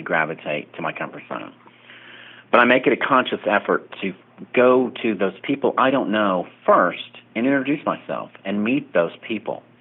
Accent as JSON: {"language": "English", "region": "Oklahoma", "country": "United States", "tie": "born or raised there", "also_born_or_lived": "Tulsa, Oklahoma", "moved": "as an adult", "lives_now": "Las Vegas, United States", "said": "I was a Oklahoma native, born and raised in Oklahoma, and my 24 out of my 25 years as a paralegal was in Tulsa"}